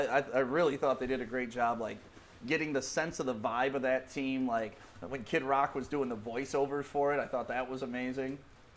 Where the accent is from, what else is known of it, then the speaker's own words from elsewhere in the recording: Detroit, Michigan, United States; also born or lived in Commerce Township, Michigan; I grew up in Detroit with the Bad Boys there